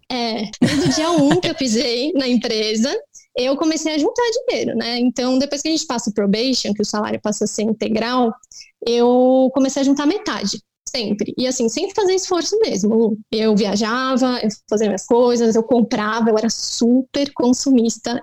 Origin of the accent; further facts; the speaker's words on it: São Paulo, Brazil; eu cresci em São Paulo, cresci com meu pai